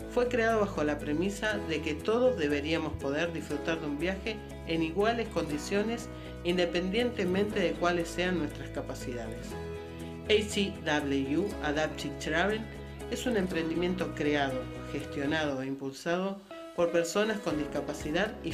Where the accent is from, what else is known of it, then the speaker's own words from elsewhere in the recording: Buenos Aires, Argentina; born there; Nací en Buenos Aires, Argentina, un 11 de noviembre de 1981